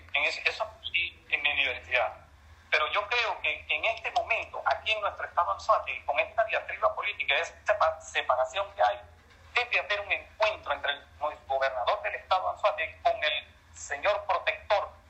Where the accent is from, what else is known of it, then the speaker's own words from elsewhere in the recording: Venezuela; en nuestro país